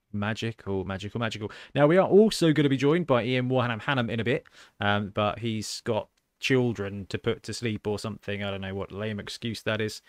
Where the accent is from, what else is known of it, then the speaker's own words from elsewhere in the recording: Southampton, South East England, United Kingdom; my hometown